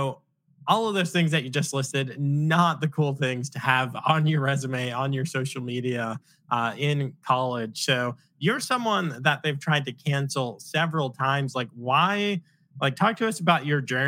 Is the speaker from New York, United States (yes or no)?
yes; Long Island, New York, United States; I'm from Long Island.